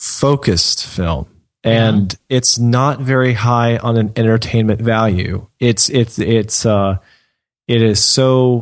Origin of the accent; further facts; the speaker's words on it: United States; I can better relate to them as an American